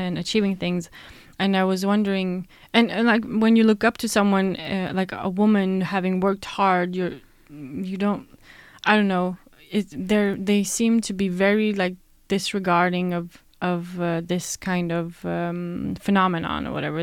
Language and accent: English; Sweden; born and raised in Sweden